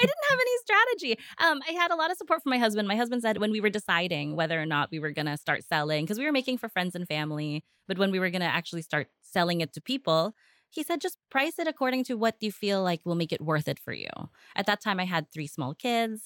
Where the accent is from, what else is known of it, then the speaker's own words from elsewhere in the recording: United States; moved away as an adult; now in Philippines; I was born and raised in the States, I only came here for holidays, for Christmas and for summers